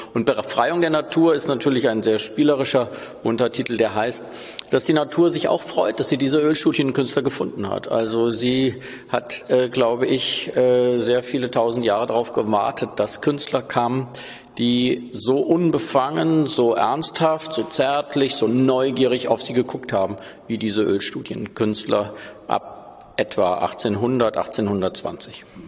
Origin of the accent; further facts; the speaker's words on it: Hesse, Germany; Als Hesse